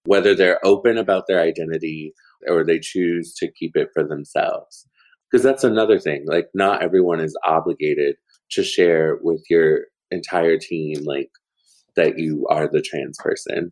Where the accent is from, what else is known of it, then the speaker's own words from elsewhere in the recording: Portland, Oregon, United States; moved away; Portland is my hometown